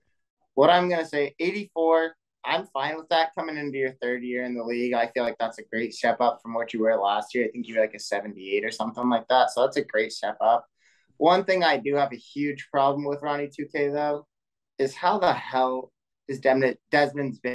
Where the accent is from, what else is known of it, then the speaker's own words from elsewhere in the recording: Colorado, United States; I grew up in Colorado, so I always, like, went to the Colorado-Oregon games